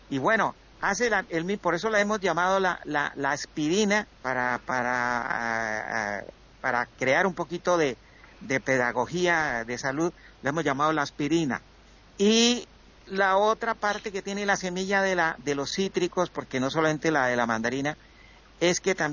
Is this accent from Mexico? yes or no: no; Colombia; moved away; cuando hace 20 años que yo me vine de Colombia para Europa